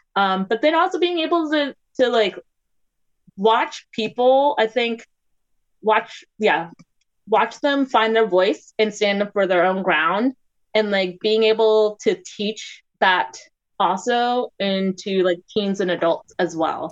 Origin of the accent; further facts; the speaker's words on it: Maryland and DC, United States; also born or lived in Washington, D.C.; I grew up in Maryland and DC